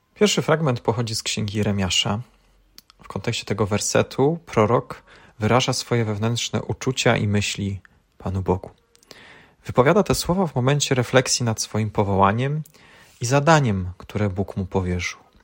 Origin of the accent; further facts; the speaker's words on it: Poland; urodziliśmy się w Polsce, w tym kraju